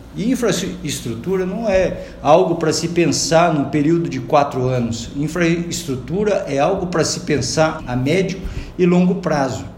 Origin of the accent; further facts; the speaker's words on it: Londrina, Paraná, Brazil; desde a minha infância aqui em Londrina